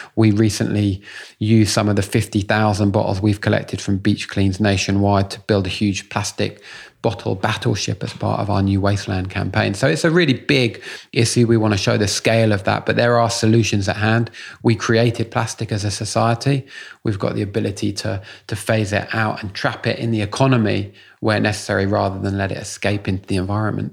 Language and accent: English; London, United Kingdom; I grew up in Muswell Hill